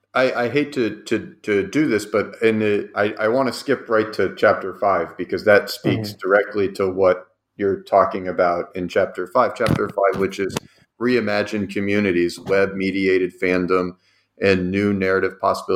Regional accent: Cleveland, Ohio, United States; I mean, I'm also from Cleveland

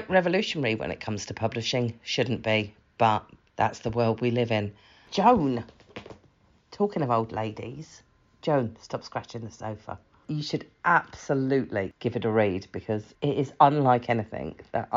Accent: England, United Kingdom; I'm English

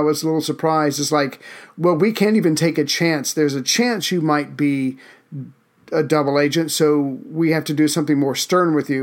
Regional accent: United States; I'm an American

